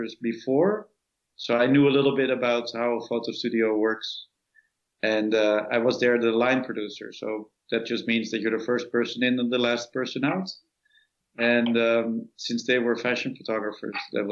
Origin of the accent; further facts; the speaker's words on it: Amsterdam, North Holland, Netherlands; moved away as an adult; now in New York, United States; I grew up in Amsterdam and had a nice adolescence there